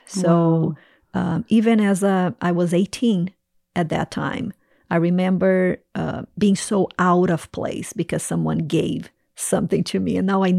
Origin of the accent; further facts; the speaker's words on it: Brazil; English is a second language; moved away as an adult; also born or lived in Toronto, Canada; now in North Carolina, United States; Yes. So I grew up in Brazil